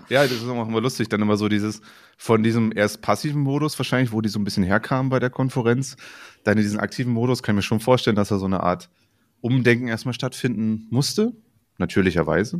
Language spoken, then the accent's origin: German; northern Saxony-Anhalt, Germany; accent: Brandenburg-like (Icke); ich komme aus Sachsen-Anhalt, aus dem Norden, wo es schon so auch so ein Brandenburger, also dieses Icke und sowas alles durchaus auch gibt